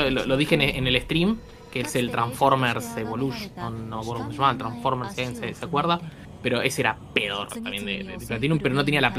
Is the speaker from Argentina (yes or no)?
yes; Argentina; porque somos argentinos